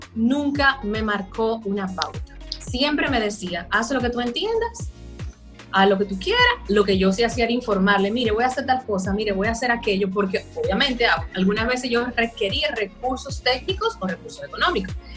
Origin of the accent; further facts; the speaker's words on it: La Vega, Dominican Republic; soy de La Vega